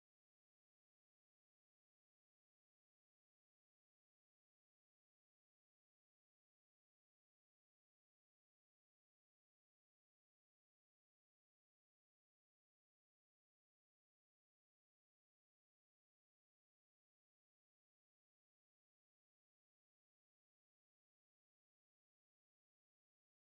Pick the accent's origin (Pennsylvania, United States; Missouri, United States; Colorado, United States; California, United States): Pennsylvania, United States; Aliquippa; I'm from a small town right outside of Pittsburgh. It's called Aliquippa